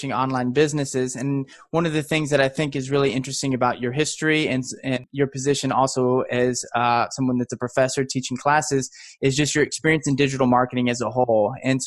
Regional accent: Midwest, United States; We're both from the Midwest

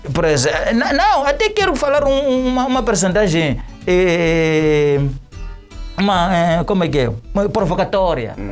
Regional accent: Matutuíne, Maputo, Mozambique; sou de Matutuíne

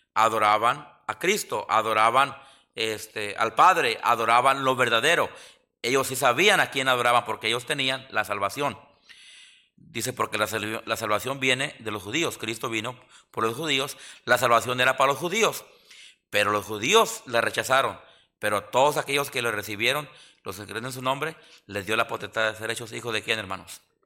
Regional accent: Mexico; now in Yakima, United States; los mexicanos somos bien supersticiosos

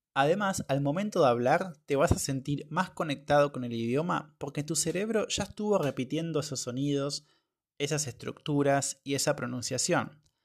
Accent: Argentina; moved away; estoy en mi ciudad natal ahora

